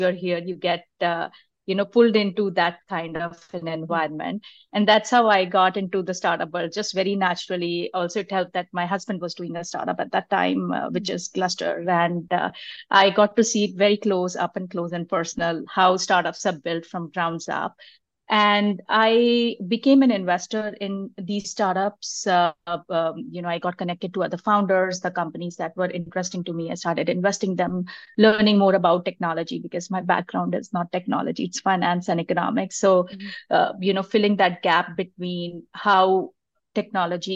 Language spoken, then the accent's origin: English; India; moved away as an adult; now in Bay Area, United States; I am originally from India, and that's where my schooling and my adult years have been there